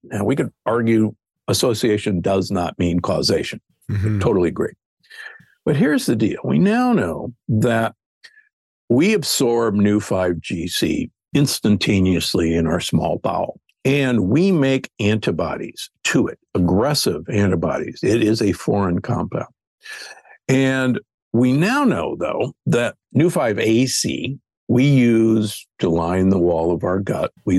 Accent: Omaha, Nebraska, United States; I grew up in Omaha, Nebraska, the beef state

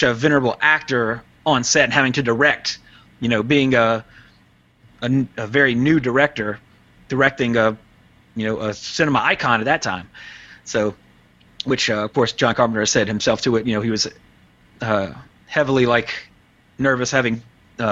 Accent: Louisiana, United States; moved away; I grew up in Louisiana

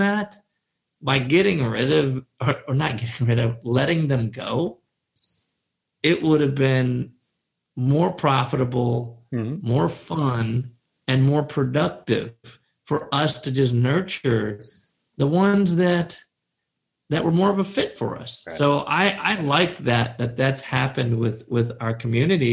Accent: Chicago, Illinois, United States; I said pop. I am from Chicago. We don't say soda, we say pop

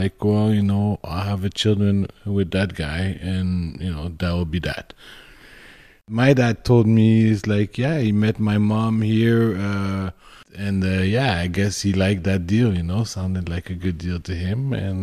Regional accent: Montreal, Quebec, Canada; I grew up in the Myland. It's a multicultural neighborhood in Montreal

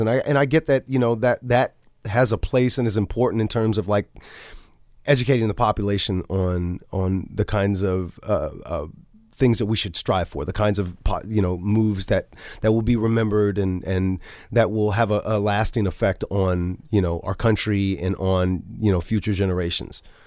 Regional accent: the South, United States; growing up in the South

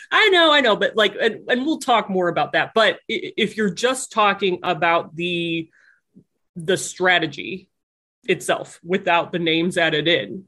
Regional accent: Cleveland, Ohio, United States; I'm from Cleveland. I love Cleveland

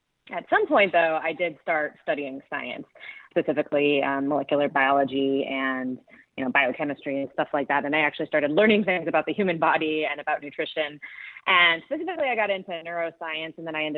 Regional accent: Southern California, United States; also born or lived in New York; where I grew up in Southern California

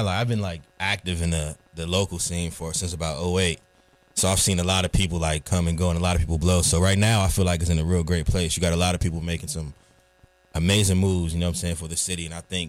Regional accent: Raleigh, North Carolina, United States; also born or lived in Queens; I'm an artist from Raleigh, North Carolina. You know, travel back and forth from Queens, and I've been here since about 05.

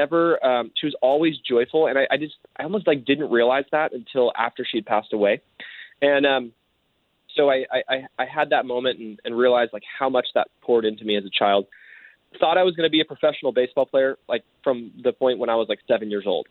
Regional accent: Southern California, United States; now in Oregon, United States; I grew up in Southern California, far away from snow

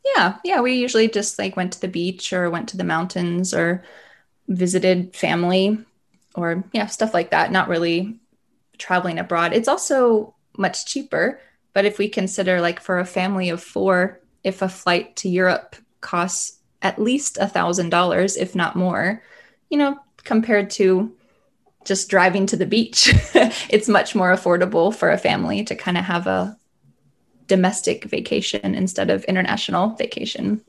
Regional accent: the South of the US, United States; also born or lived in the north of the US; I'm from the South of the U S in general

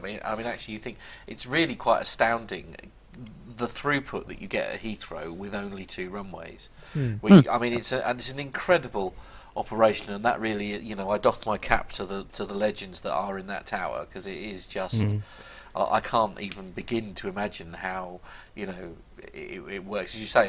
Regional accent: New York, United States; I come from New York, this is not snow.

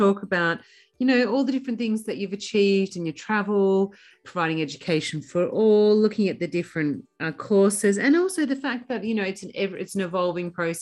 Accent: Australia; I grew up in Australia

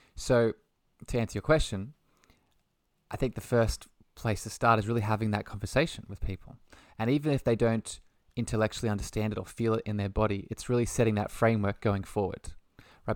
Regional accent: Australia; by the lovely accent, I'm from Australia

